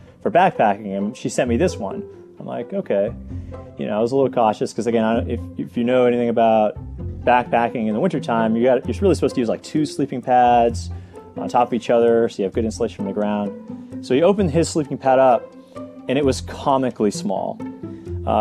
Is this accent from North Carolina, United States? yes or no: no; New Hampshire, United States; growing up in New Hampshire